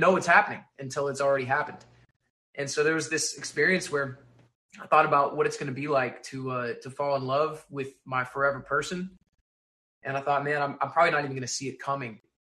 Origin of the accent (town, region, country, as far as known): Texas, United States; born or raised there; moved away